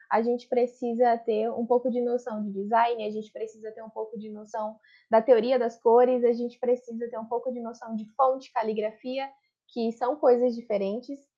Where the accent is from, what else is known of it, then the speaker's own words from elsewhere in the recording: Santo Antônio de Jesus, Bahia, Brazil; eu tenho 23 anos, eu sou do interior da Bahia, na cidade chamada Santo Antônio de Jesus